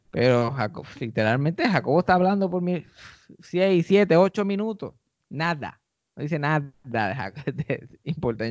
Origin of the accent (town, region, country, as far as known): Puerto Rico